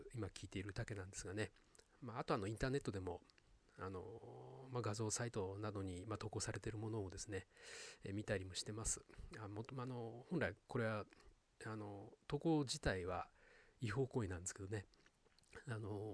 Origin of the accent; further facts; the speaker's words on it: Sapporo, Hokkaido, Japan; moved away; 私はですね北海道札幌出身